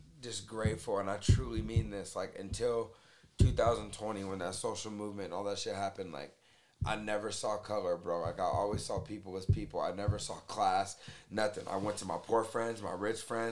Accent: Las Vegas, Nevada, United States; growing up in Vegas

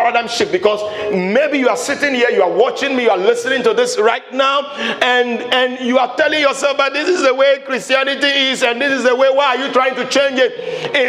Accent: Ghana; I'm a Ghanaian

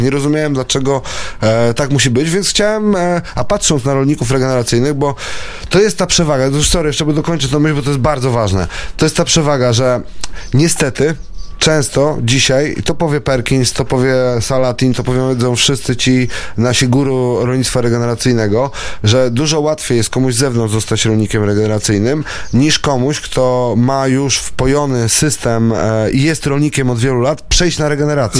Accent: Warsaw, Masovian Voivodeship, Poland; moved away as an adult; now in Tomaszyn, Poland; Ja jestem z urodzenia warszawiakiem, wychowanym w Warszawie

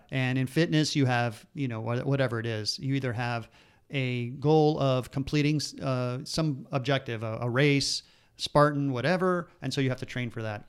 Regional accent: Miami, Florida, United States; we grew up in Miami

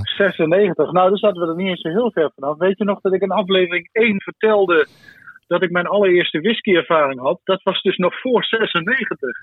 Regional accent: Limburg, Netherlands; moved away as an adult; also born or lived in Venlo / Enschede; En ik kom oorspronkelijk uit Limburg

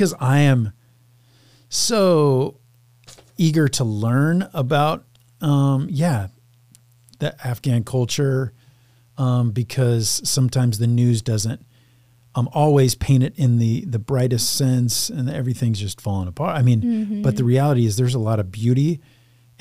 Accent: United States; growing up in America, white man

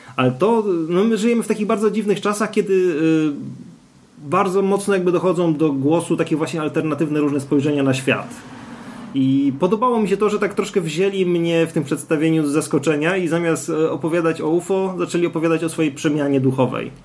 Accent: Gliwice, Silesian Voivodeship, Poland; ja jestem z Gliwic

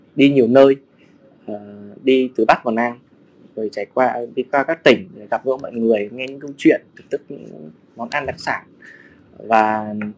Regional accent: Lâm Đồng, Vietnam; also born or lived in Hanoi / Ho Chi Minh City; now in Hà Giang, Vietnam; quê gốc mình ở Hà Nội, mình sinh ra ở Lâm Đồng

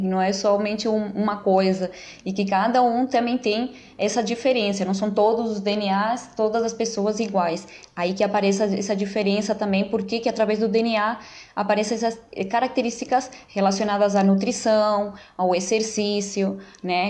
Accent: Uruguay; first language Spanish; Portuguese is a second language; also born or lived in Brazil; now in São Paulo, Brazil; eu sou uruguaia, naturalizada brasileira

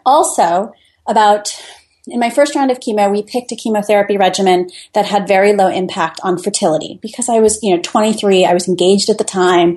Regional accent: Midland, Michigan, United States; moved away as an adult; also born or lived in Italy / Washington, D.C.; now in Fairfax, United States; I grew up in Midland, Michigan

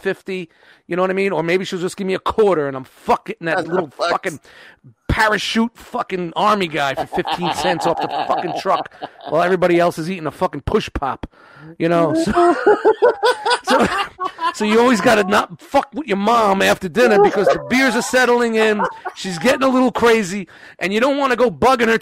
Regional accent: New York City, New York, United States; I grew up in kind of a city area. I grew up in Brooklyn

